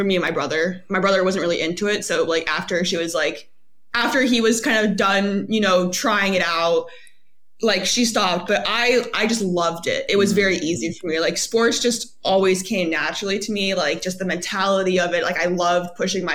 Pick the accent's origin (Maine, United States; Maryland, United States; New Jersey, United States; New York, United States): Maryland, United States; Baltimore County; moved away as an adult; also born or lived in Atlanta, Georgia; I grew up in Baltimore County of Maryland